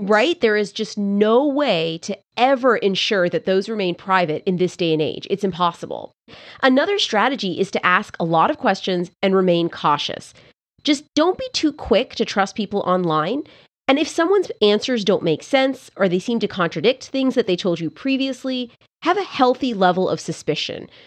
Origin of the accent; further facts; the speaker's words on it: Canada; years in French class growing up in Canada